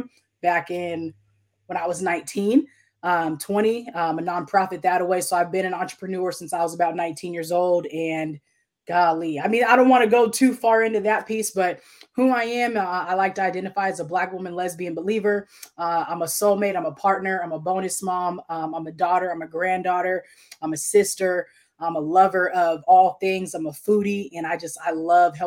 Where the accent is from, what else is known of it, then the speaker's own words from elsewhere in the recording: Tacoma, Washington, United States; moved away; I'm from Tacoma, Washington originally